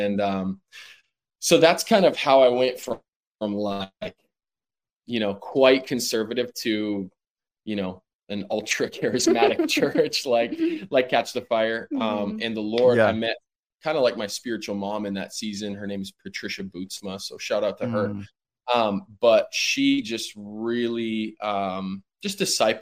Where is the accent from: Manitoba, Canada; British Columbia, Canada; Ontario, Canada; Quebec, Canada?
Manitoba, Canada; moved away; also born or lived in Winnipeg / California; I grew up in a very small, not even town, probably in the fields of Manitoba, Canada